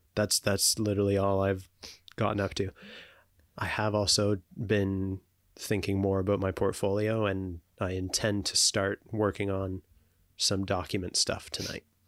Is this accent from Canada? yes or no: yes; Canada; as Canadian citizens